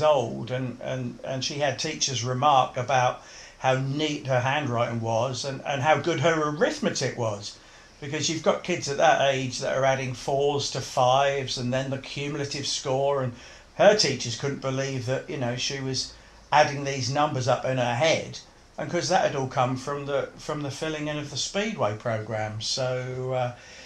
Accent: Bury St Edmunds, East of England, United Kingdom; also born or lived in Kesgrave, Suffolk; I was born and raised in Bury St Edmunds, and we didn't move to Kesgrave, which is where we moved to, which is just on the outskirts of Ipswich, until late in 1969.

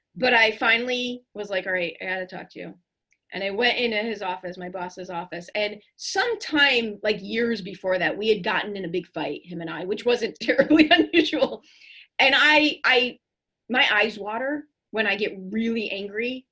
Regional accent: Chicago, Illinois, United States; growing up in Chicago public schools

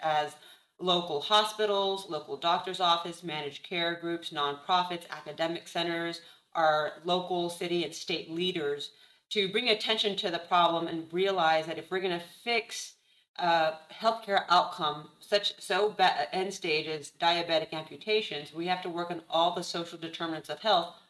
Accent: Mission, Texas, United States; moved away as an adult; also born or lived in Houston, Texas; now in San Antonio, United States; So I'm actually originally from the Rio Grande Valley, Mission, Texas, right in the border between Texas and Mexico. Did my undergraduate training down there and then moved to Houston

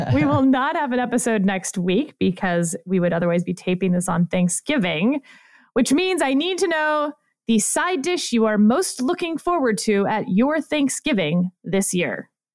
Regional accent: Richmond, Texas, United States; also born or lived in Houston, Texas; I grew up in Fort Bend County, sir, in Richmond, Texas, with two thousand people.

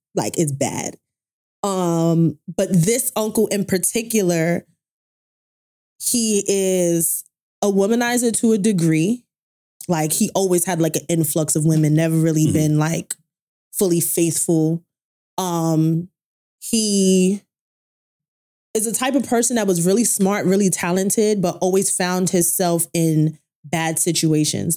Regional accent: Brooklyn, New York, United States; a girl that grew up in Brooklyn

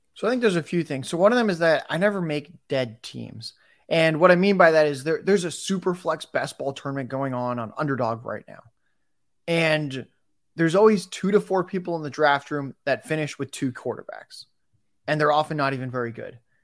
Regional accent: San Diego, California, United States; I'm in San Diego right now. I'm from San Diego

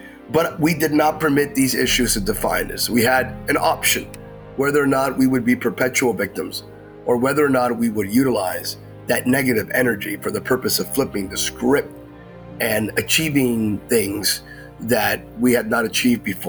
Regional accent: Bethlehem, Pennsylvania, United States; now in Sacramento, United States; I was raised in Bethlehem, Pennsylvania. I'm a native of Pennsylvania in the Lehigh Valley, the old Rust Belt

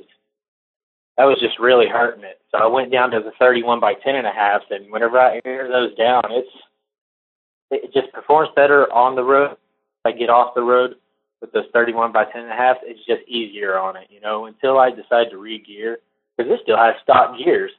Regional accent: Woodville, Texas, United States; moved away as an adult; also born or lived in Conroe, Texas; now in Colorado, United States; I grew up down there in Southeast Texas. I was raised in Woodville, Texas, and went through my teenage years in Conroe, Texas.

